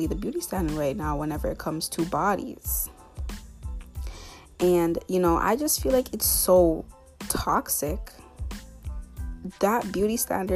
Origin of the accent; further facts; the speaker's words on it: Canada; I'm from North America. In other words, Canada.